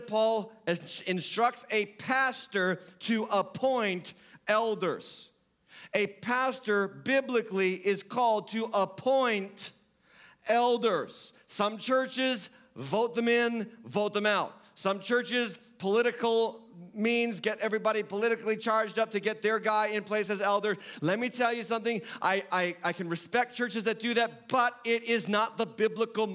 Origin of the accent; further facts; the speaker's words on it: New England, United States; I'm from New England